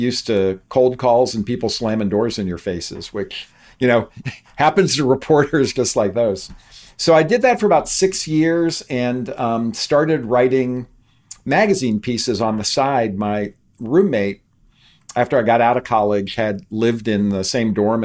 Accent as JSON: {"language": "English", "town": "Youngstown", "region": "Ohio", "country": "United States", "tie": "born or raised there", "said": "I grew up outside of Youngstown, Ohio, which was a steel and auto town"}